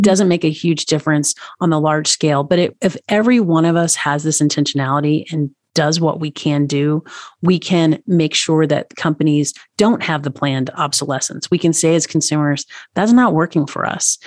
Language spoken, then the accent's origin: English; Tennessee, United States; now in Montana, United States; I'm from Tennessee.